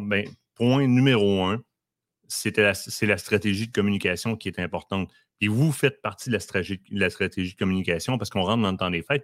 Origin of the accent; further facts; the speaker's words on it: Quebec, Canada; On est québécois et fiers de l'être